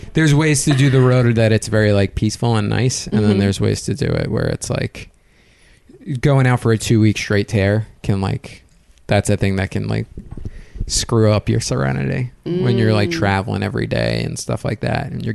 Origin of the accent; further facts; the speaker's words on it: East Coast, United States; I grew up on the East Coast